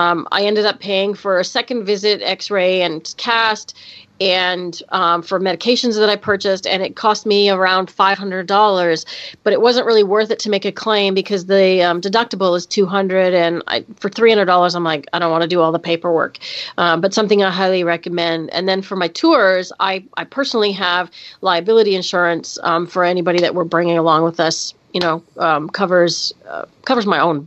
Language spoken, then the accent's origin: English; Canada; That's right. Canada Day is July 1st, and we had our 150th birthday this year.